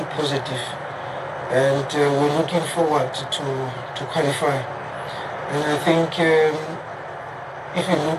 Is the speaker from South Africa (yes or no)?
yes; South Africa; as a South African